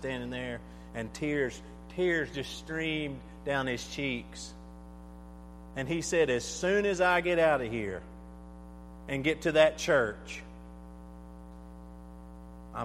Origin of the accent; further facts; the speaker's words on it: Allison, Texas, United States; moved away; where I grew up in Allison, Texas